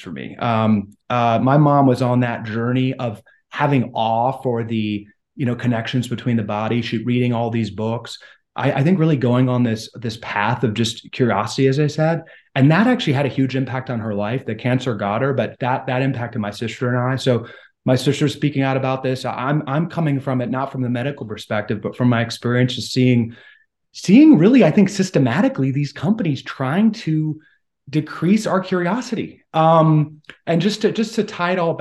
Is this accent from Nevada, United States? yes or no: no; Washington, District of Columbia, United States; I grew up very conservative in Washington, D.C.